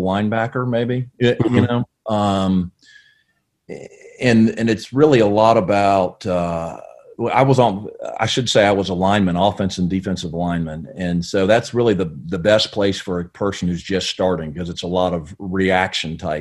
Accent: Brooksville, Florida, United States; also born or lived in Connecticut; I grew up really in Brooksville, Florida, kind of central Florida, a little north of Tampa there

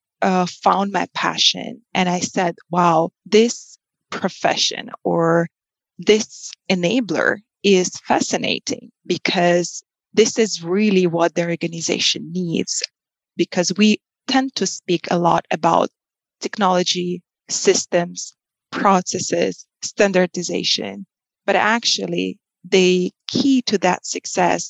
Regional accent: Russia; moved away as an adult; also born or lived in Moscow / United States / China; I was born and raised in Russia

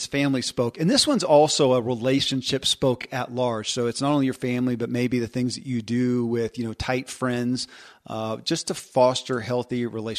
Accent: Kentucky, United States; born or raised there

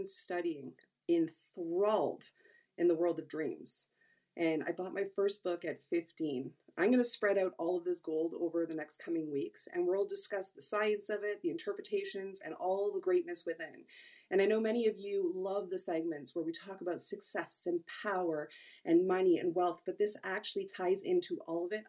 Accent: Toronto, Ontario, Canada; I hail from Toronto, Ontario, Canada

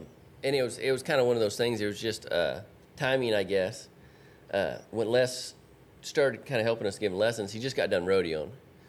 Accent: California, United States

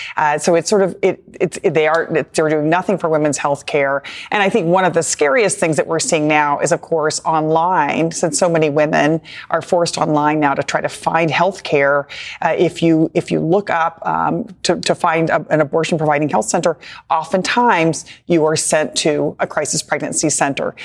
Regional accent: Texas, United States; my home state of Texas

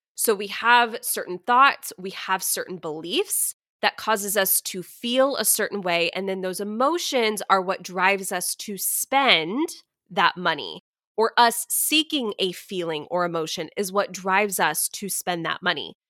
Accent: Texas, United States; I am a Texan. I've pretty much lived in Texas my whole life

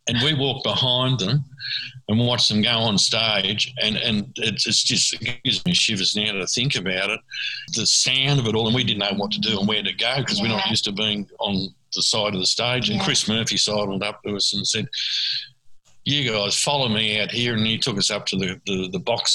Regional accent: Australia

